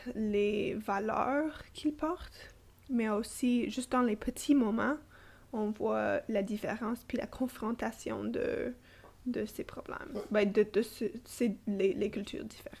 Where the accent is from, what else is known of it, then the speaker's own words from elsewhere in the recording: Toronto, Ontario, Canada; first language English; French is a second language; now in Ottawa, Canada; née et grandie à Toronto, j'habite et travaille à Ottawa